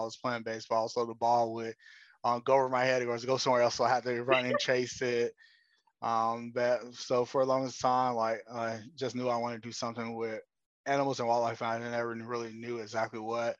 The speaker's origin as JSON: {"language": "English", "town": "Austell", "region": "Georgia", "country": "United States", "tie": "born or raised there", "also_born_or_lived": "Atlanta, Georgia", "said": "I'm from a smaller city outside of Atlanta called Austell. I was born in Atlanta and grew up in Austell"}